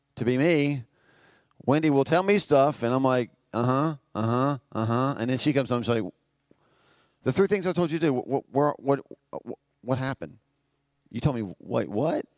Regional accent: Albemarle, North Carolina, United States; we're from Albemarle.

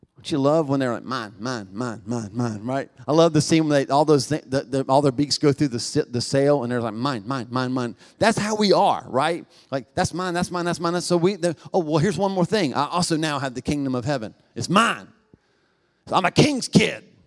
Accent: United States; 'Cause I'm American

